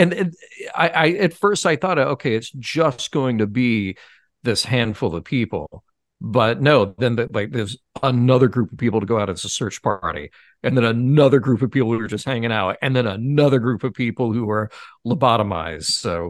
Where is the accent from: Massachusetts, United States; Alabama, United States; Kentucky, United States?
Alabama, United States; Birmingham; And we're both from Birmingham.